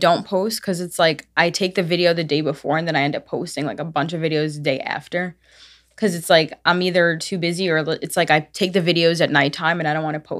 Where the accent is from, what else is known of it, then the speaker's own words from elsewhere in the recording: Brooklyn, New York, United States; Yes, Brooklyn, actually.